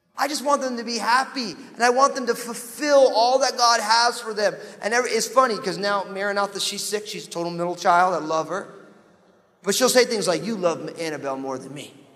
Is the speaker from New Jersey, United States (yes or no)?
yes; New Jersey, United States; I am from New Jersey.